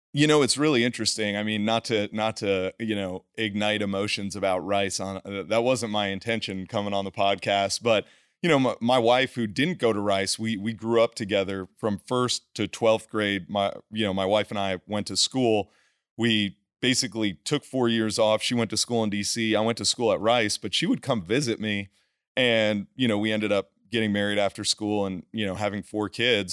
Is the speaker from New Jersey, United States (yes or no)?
yes; New Jersey, United States; moved away as an adult; also born or lived in Houston / Los Angeles; I'm a kid from New Jersey, played football